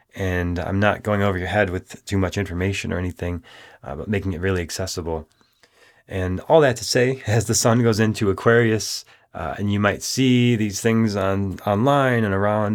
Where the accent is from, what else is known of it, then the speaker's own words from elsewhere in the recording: Minneapolis, Minnesota, United States; when I was beginning my studies in Minneapolis, Minnesota, growing up